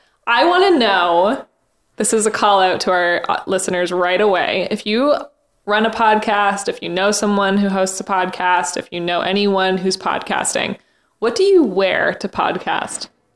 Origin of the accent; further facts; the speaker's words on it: Canada; now in New York City, United States; My Canadian is showing.